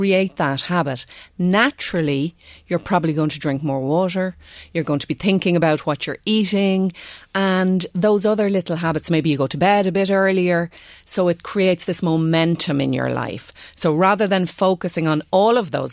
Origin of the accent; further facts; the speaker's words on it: Ireland; being Irish